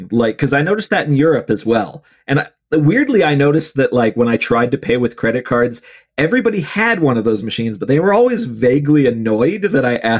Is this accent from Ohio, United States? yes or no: yes; Cleveland, Ohio, United States; where I grew up in Cleveland.